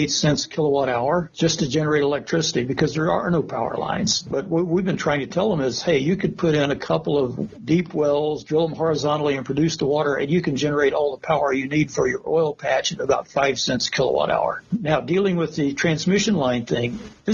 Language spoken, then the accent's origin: English; Asheville, North Carolina, United States; I grew up in North Carolina, Asheville